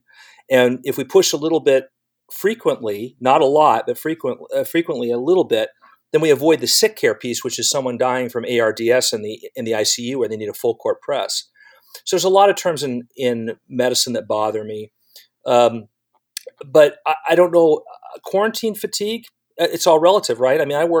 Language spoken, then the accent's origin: English; California, United States; now in Southeast Ohio, United States; I grew up in California